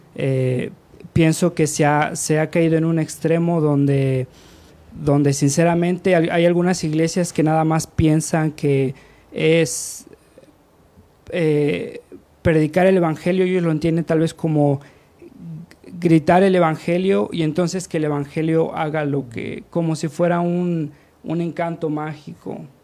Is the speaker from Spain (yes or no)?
no; Mexico; moved away as an adult; also born or lived in United States; yo ni siquiera nací allá, yo nací, crecí aquí en México, mi identidad es como mexicano